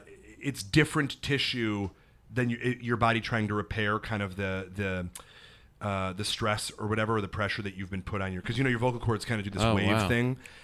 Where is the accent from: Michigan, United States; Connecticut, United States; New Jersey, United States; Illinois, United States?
Illinois, United States; Chicago; and we were like, we're from Chicago.